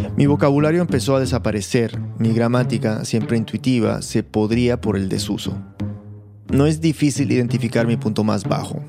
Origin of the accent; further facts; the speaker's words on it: United States; also born or lived in Lima, Peru; Yo crecí en Estados Unidos, en una casa peruana, y mis padres eran muy disciplinados con el tema del idioma